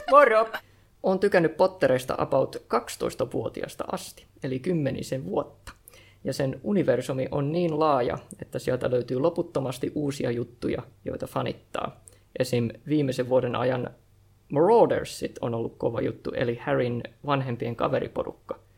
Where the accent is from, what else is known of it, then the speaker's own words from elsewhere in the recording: Turku, Southwest Finland, Finland; Häh, nyt mä, mä oon vaan Turusta.